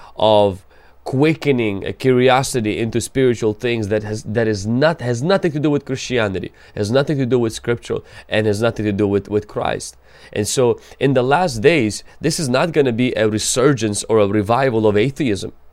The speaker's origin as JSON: {"language": "English", "country": "Ukraine", "said": "I come from Ukraine"}